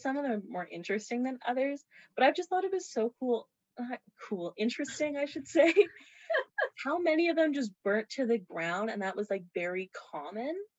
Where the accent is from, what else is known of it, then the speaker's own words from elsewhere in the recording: Morris, Manitoba, Canada; I am from Morris, Manitoba